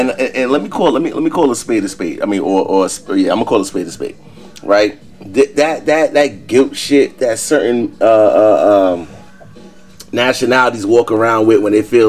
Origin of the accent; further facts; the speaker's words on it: New York City, New York, United States; We grew up in New York City.